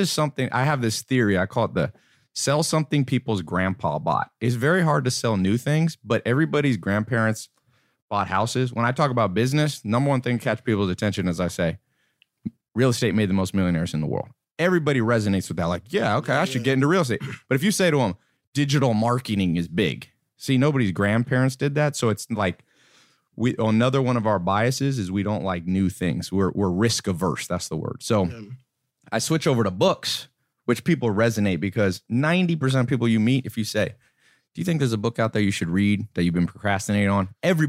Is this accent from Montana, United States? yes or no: no; North Carolina, United States; also born or lived in Los Angeles / San Diego; And then lived in San Diego for a little while and then went to North Carolina. Mm. And so lived in a mobile home there growing up.